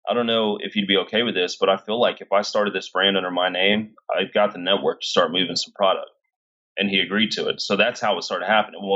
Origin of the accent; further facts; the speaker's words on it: Cedar Hill, Texas, United States; I was raised in Cedar Hill, very middle class company